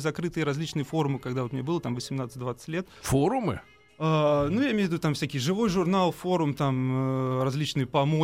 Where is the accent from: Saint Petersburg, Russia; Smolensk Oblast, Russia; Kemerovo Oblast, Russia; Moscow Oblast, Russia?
Moscow Oblast, Russia; Reutov; А я из Реутова, Московской